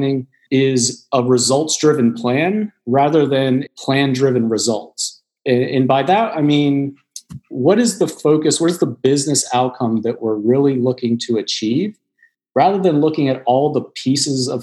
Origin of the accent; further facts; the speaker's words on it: Washington, District of Columbia, United States; now in Charlotte, United States; I come from Washington, D.C.